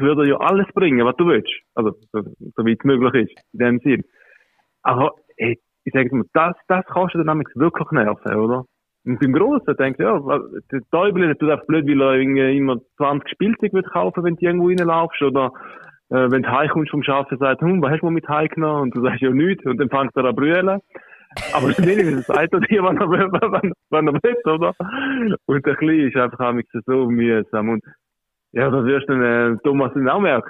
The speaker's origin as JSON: {"language": "German", "country": "Switzerland", "tie": "born or raised there", "also_born_or_lived": "Calabria, Italy (parents)", "said": "ich bin ja da in der Schweiz geboren. Genau. Also klassisch Secondo. Aber ja, meine Eltern äh, aus äh, Bedel, Süditalien, aus Kalabrien."}